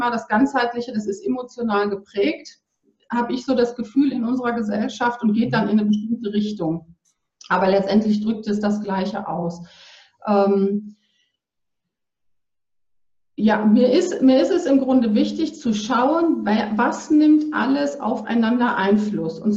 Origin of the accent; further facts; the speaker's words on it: North Rhine-Westphalia, Germany; ich komme aus dem Ruhrgebiet und wir mhm. sind ins, an den Rand von Sauerland, ans Sauerland gezogen ähm, direkt an einen Wanderweg